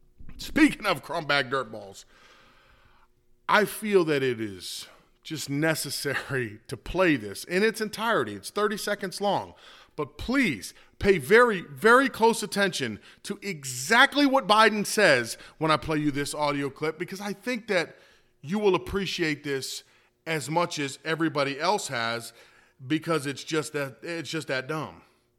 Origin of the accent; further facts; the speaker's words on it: New York, United States; We're from New York, bro. We're from New York. We got attitudes here.